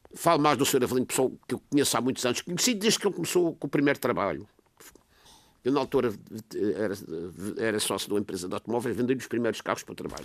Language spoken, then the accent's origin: Portuguese; Madeira, Portugal; eu como madeirense. Eu já estou velho